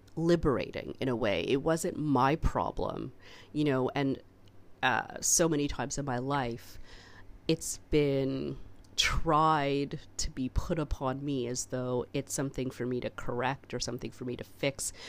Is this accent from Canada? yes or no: yes; Canada; I'm so Canadian